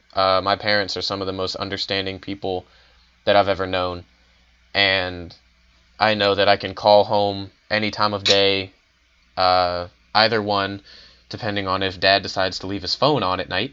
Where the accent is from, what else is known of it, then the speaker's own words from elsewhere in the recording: Richmond, Virginia, United States; moved away as an adult; I'm from Richmond, Virginia